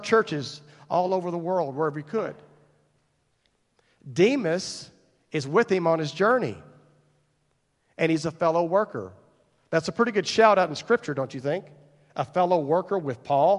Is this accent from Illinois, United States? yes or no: no; Paradise, Texas, United States; I grew up in Wise County, just across the way here